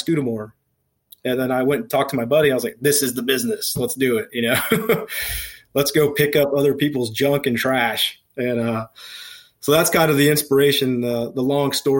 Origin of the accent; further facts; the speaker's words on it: Speedway, Indiana, United States; also born or lived in Eielson Air Force Base, Alaska; I grew up in Speedway on the west side of Indianapolis.